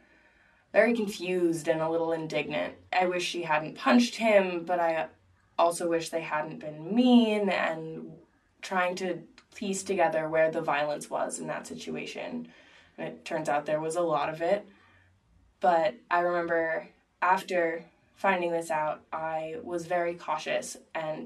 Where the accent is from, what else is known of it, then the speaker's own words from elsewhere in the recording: Philadelphia, Pennsylvania, United States; I was raised in the Quaker tradition, and I was in the care of Frankfurt Monthly Meeting in Philadelphia.